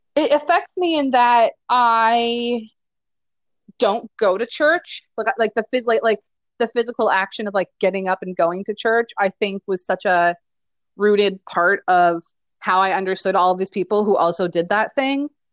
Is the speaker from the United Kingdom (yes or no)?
no; Nebraska, United States; moved away as an adult; also born or lived in Michigan; now in Louisville, United States; I am originally from Nebraska, but went to school in Michigan and then ran away from Nebraska and then went back to Nebraska